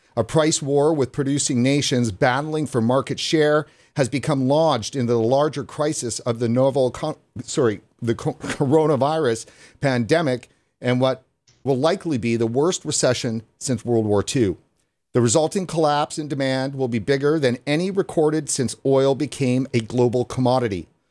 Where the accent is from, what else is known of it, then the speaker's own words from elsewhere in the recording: Prince George, British Columbia, Canada; moved away; I'm actually from Prince George originally